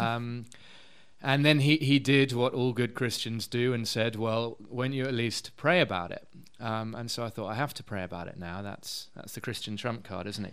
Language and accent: English; London, United Kingdom; moved away as an adult; also born or lived in Edinburgh; now in Cape Town, South Africa; I'm from London originally